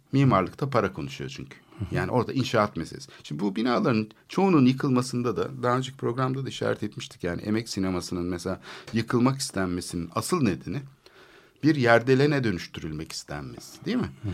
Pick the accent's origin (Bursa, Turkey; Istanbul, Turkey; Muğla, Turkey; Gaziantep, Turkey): Istanbul, Turkey; Ben çocukluğum orada geçti